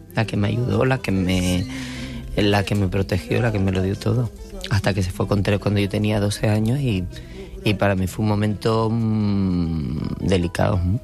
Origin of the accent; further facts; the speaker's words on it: Canary Islands, Spain; Yo soy canaria, no. Y no vivo mi tierra con esa pasión.